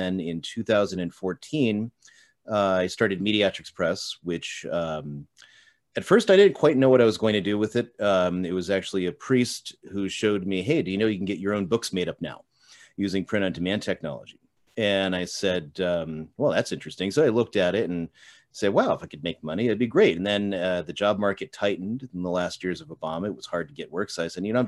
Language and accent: English; Colchester, Connecticut, United States; moved away as an adult; also born or lived in Steubenville, Ohio; I was born in Eastern Connecticut, at the time it was a little town called Colchester. That's where I grew up